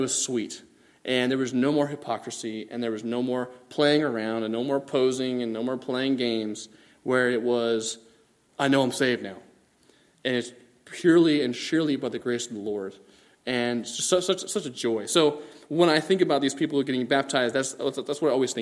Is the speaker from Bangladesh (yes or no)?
yes; Bangladesh; moved away; also born or lived in California; Growing up in Bangladesh, over by India